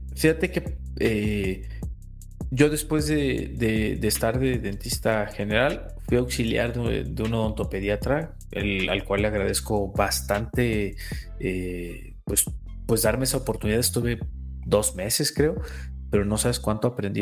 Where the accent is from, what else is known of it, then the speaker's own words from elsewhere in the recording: Cuernavaca, Morelos, Mexico; moved away as an adult; also born or lived in Puebla; Yo soy originalmente de Cuernavaca, Morelos, estudié en Puebla